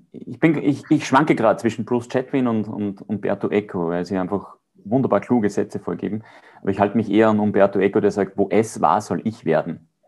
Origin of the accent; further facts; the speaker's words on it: Austria; ich würde gern beides sagen, ja, weil als Österreicher ist prädestiniert Berge